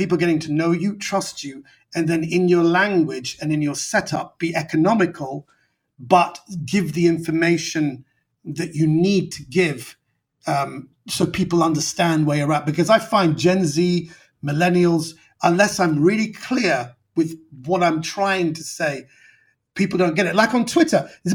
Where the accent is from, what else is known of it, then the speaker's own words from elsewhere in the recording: London, United Kingdom; I'm a British Iranian, so I'm a minority